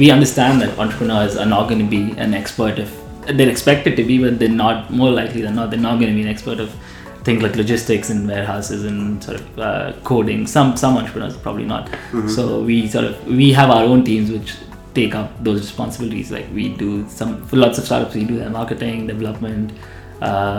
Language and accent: English; Dubai, United Arab Emirates; I grew up in Dubai.